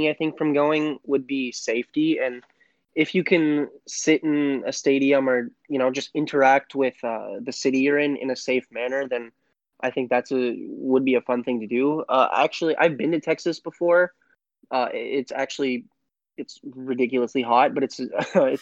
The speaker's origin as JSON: {"language": "English", "country": "Canada", "said": "being Canadian"}